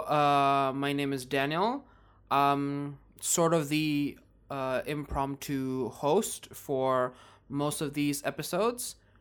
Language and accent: English; Indonesia; I'm Indonesian by birth